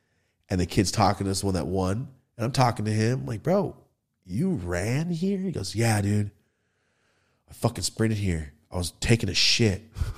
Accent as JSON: {"language": "English", "town": "Merced", "region": "California", "country": "United States", "said": "Anyway, when I'm from Merced right there, Los Banos."}